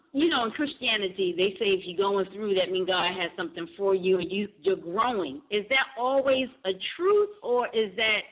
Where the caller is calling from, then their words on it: Nicholasville, Kentucky, United States; I'm calling from Nicholasville, Kentucky.